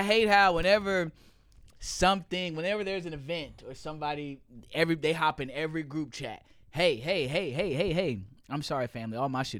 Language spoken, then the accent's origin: English; the South, United States; I grew up in the South